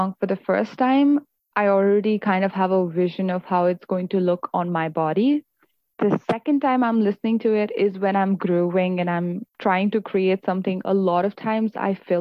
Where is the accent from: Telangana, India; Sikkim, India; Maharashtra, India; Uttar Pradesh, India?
Maharashtra, India; Mumbai; now in Canada; I grew up in Mumbai